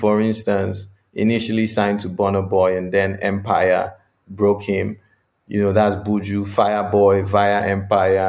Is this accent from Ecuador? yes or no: no; Nigeria; moved away; I'm from Nigeria